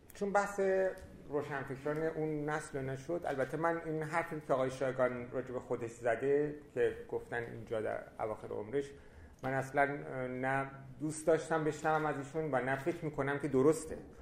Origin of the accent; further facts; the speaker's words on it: Iran; also born or lived in France; در ایران به عنوان یک ایرانی